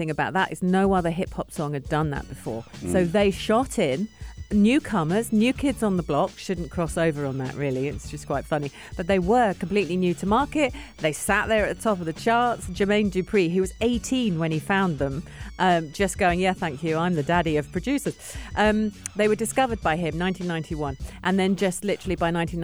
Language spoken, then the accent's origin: English; England, United Kingdom; I'm English